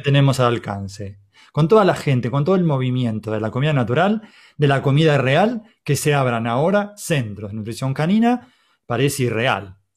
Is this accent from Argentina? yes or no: yes; Argentina; Somos argentinos